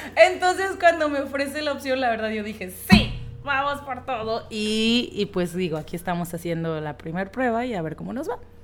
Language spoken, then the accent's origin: Spanish; Los Mochis, Sinaloa, Mexico; also born or lived in Tijuana; nací en Los Mochis, Sinaloa, que es otro, eh, bueno, otro lugar de aquí de México